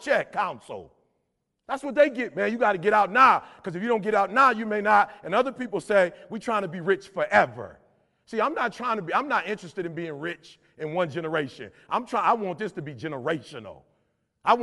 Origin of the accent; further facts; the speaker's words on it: Detroit, Michigan, United States; I'm from Detroit, blue collar